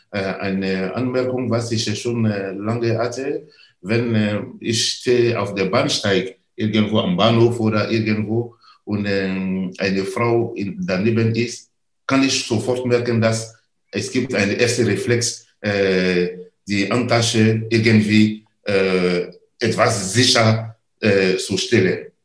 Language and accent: German; Côte d’Ivoire; German is a second language; in meiner Heimat. Ich komme aus der Elfenbeinküste. Wir fördern da äh, Bildung in äh, äh verschiedene äh, benachteiligte Ecke in der Elfenbeinküste